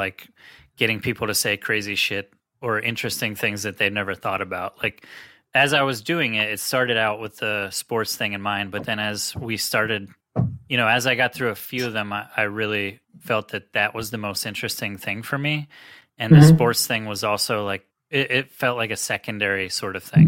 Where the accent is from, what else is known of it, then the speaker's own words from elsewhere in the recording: Cumberland, Maryland, United States; moved away as an adult; also born or lived in South Florida; I grew up in Cumberland, Maryland, it's about 4 hours west of this area in Philly